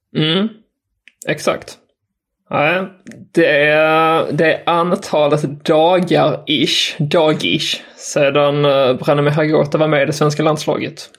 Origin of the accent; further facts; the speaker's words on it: Skåne, Sweden; jag är från Skåne